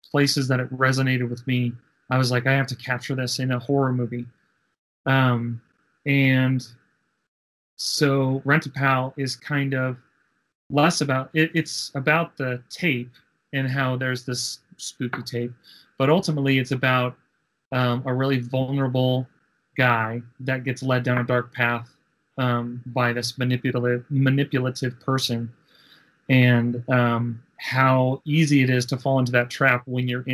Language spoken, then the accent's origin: English; Denver, Colorado, United States; we're from Denver